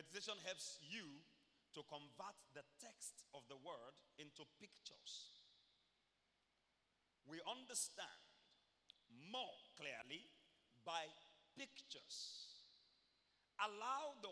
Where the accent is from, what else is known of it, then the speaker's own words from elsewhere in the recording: Ibaropa, Akoko, Ondo, Nigeria; I'm from Iboropa, Koko, Ondo State, Nigeria